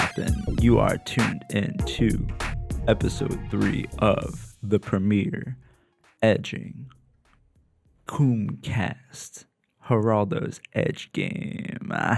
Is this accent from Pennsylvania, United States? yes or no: yes; Lancaster, Pennsylvania, United States; moved away as an adult; also born or lived in New York; now in San Diego, United States; so they moved to P A when I was like a baby